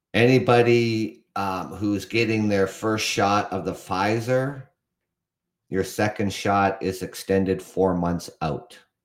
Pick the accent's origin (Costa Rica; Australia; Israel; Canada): Canada; also born or lived in London, Ontario; I'm from Canada. I reside in Ontario, Canada